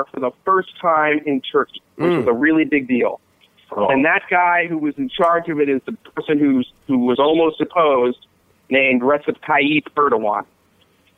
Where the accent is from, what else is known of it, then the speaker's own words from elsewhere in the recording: Philadelphia, Pennsylvania, United States; I'm from Philadelphia